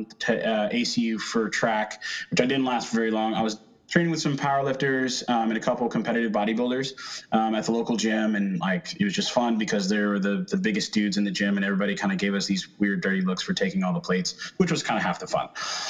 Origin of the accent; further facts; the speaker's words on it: Dallas, Texas, United States; So my hometown spot back in the Dallas area.